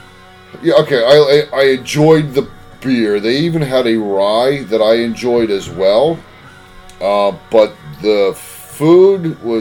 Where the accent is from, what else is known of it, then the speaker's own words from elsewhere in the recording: Canada; Well, I'm a Canadian out in Oli.